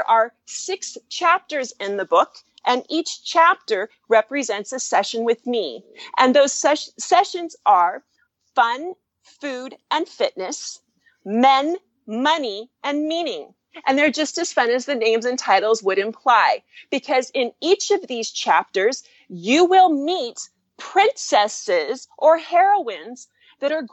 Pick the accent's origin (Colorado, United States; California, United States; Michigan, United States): California, United States; I am from California, and my first career was as a Hollywood producer and music label owner